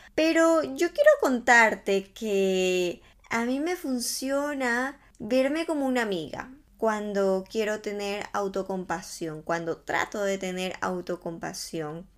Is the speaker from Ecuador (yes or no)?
yes; Ecuador; now in Barcelona, Spain; yo vivo en España hace algún tiempo, soy de Ecuador y bueno, volví a mi país de vacaciones después de tres años.